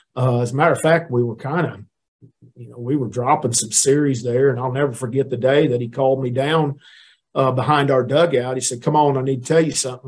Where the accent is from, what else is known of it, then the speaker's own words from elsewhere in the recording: Neosho, Missouri, United States; moved away as an adult; also born or lived in Mississippi; I went to a junior college, Crowder College in in Missouri, there in my hometown in Neosho